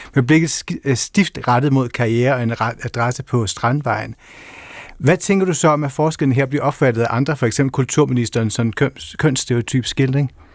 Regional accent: Funen, Southern Denmark, Denmark; hjemme på Fyn

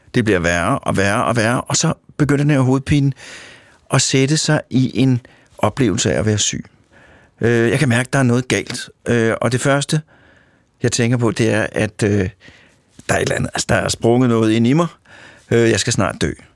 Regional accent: Denmark; Jeg kommer fra Danmark. Jeg er opdraget til at forholde mig til vand, kviksand, hestehuller

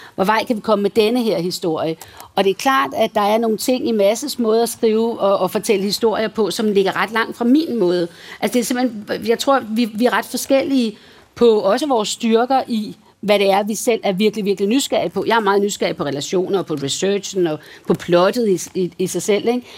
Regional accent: Valsø, Zealand, Denmark; moved away; i Valsø, hvor jeg voksede op

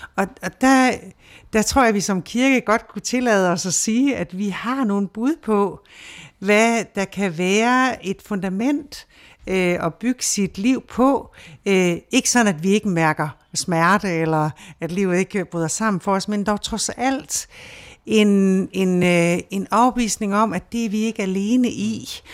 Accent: Denmark

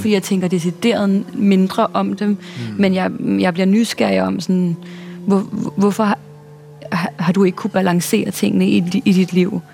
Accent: Denmark; moved away as an adult; now in New York, United States; der hvor jeg kommer fra, mm. i vores lille, glade The Shire hobbit-samfund

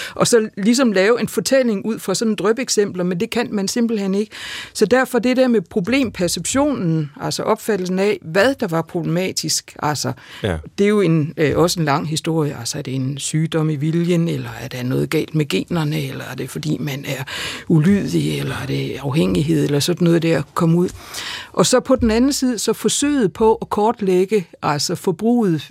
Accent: Denmark; min hjemby Grænsted

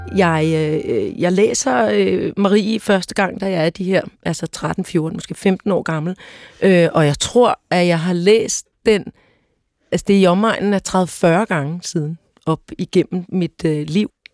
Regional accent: Søborg, Capital Region of Denmark, Denmark; jeg er vokset op i Søborg i Gladsaxe Kommune

